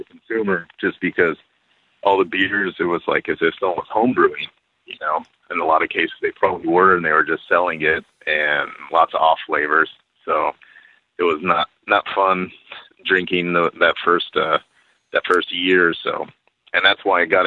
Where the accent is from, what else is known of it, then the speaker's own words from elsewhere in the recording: McAllen, Texas, United States; moved away as an adult; also born or lived in Austin, Texas; now in Santiago, Chile; originally, I'm from McAllen, Texas, Rio Grande Valley, and the southern tip of Texas, right next to Mexico